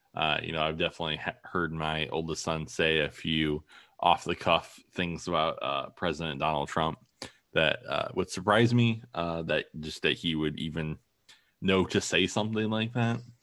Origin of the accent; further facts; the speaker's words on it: Toledo, Ohio, United States; also born or lived in Maine / Madison, Wisconsin; my wife and I are both from Toledo, more or less. Uh, you know, I was born in Maine, but I still just tell people I'm from Toledo.